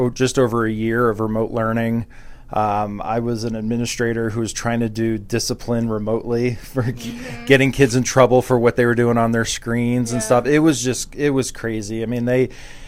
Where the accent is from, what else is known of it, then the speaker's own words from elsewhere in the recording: New Jersey, United States; moved away as an adult; now in Montana, United States; I was born and raised in New Jersey